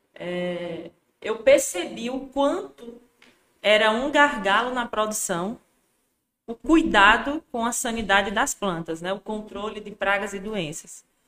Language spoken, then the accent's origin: Portuguese; Juazeiro, Bahia, Brazil; eu nasci em Juazeiro, né? Me criei em Juazeiro, é, na cidade mesmo.